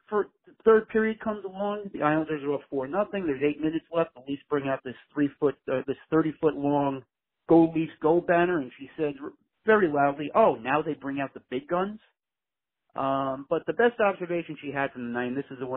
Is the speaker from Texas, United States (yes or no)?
no; New York City, New York, United States; I'm from Glendale, Queens.